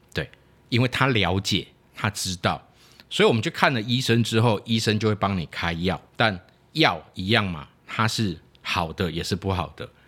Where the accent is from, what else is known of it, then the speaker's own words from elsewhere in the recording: Taiwan; 我们讲台语